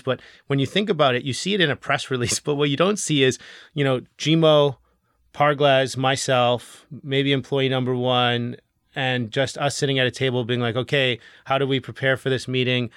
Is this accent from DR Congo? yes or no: no; Canada; as Canadian entrepreneurs